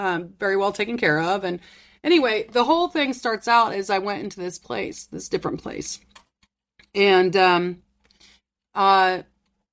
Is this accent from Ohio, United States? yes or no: yes; Ohio, United States; I'm from Ohio